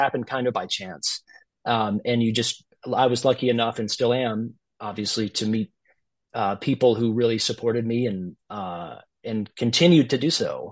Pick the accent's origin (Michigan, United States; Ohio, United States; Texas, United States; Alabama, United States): Alabama, United States; Gulf Shores; moved away as an adult; also born or lived in Westchester, New York; now in New Jersey, United States; Growing up in Gulf Shores, I didn't really have a ton of exposure outside of playing in the youth orchestra